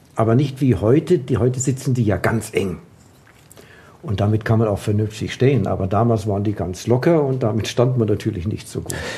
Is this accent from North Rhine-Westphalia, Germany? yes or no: no; Frankfurt, Hesse, Germany; moved away as an adult; also born or lived in Wrocław (Breslau), Poland; now in Munich, Germany; bin ich ja in Breslau geboren, übersiedelt nach dem Krieg nach Frankfurt in den Taunus dort und habe dort angefangen mit dem Klettern